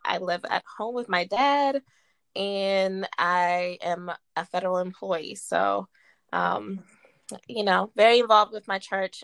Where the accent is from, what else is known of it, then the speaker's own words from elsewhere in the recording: Martinsburg, West Virginia, United States; I'm born and raised in Martinsburg, West Virginia